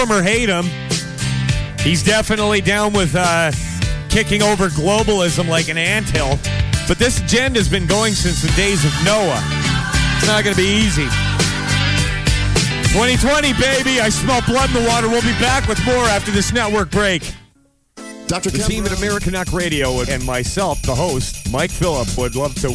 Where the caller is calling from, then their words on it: Western Canada, Canada; So I'm, I'm broadcasting live from Western Canada here.